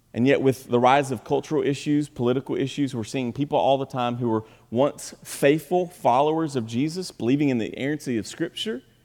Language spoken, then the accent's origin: English; Kentucky, United States; we're from Kentucky.